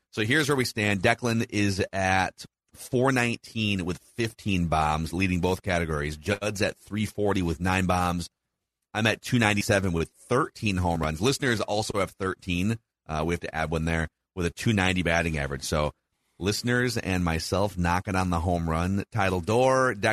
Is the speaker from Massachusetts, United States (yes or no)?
yes; Boston, Massachusetts, United States; I'm from Boston.